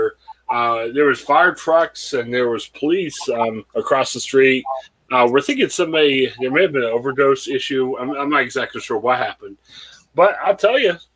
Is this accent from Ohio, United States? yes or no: yes; Canton, Ohio, United States; Canton Repository is my hometown newspaper